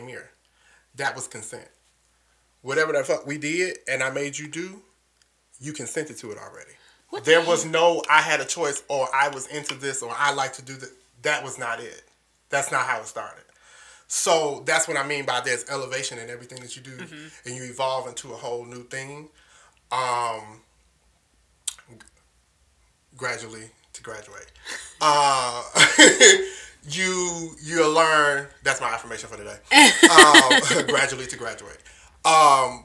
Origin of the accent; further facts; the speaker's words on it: Detroit, Michigan, United States; Even though I'm from Detroit, I have a southern upbringing